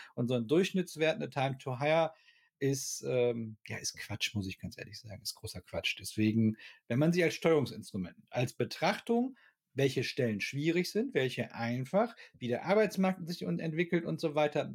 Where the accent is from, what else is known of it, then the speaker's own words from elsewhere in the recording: Ruhr area, North Rhine-Westphalia, Germany; ich komme aus dem Ruhrgebiet